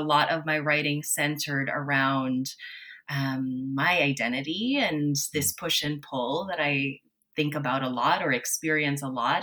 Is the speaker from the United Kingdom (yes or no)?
no; Toronto, Ontario, Canada; also born or lived in Manila, Philippines; I was born in Manila, Philippines, and I moved to Toronto when I was four years old